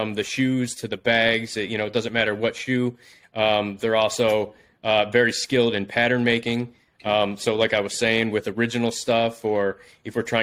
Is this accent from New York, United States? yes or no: yes; Buffalo, New York, United States; moved away as an adult; also born or lived in Los Angeles; I'm actually back in my hometown of Buffalo, New York now